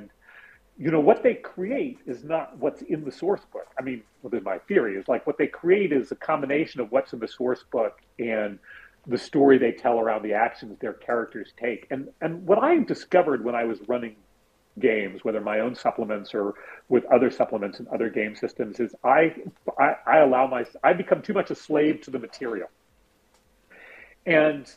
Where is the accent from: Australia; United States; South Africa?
United States; San Francisco, California; I grew up in the Castro in San Francisco and in the 70s